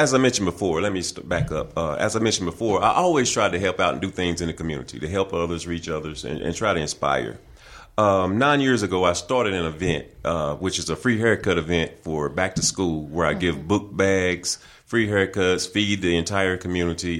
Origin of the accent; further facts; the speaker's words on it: Bessemer City, North Carolina, United States; now in Hickory, United States; I was originally born and raised in Bessemer City, North Carolina, which is in Gaston County